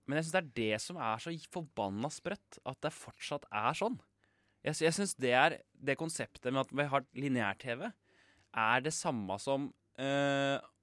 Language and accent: Norwegian; Kongsberg, Buskerud, Norway; now in Oslo, Norway; Vi er jo da fra Kongsberg og har flytta til Oslo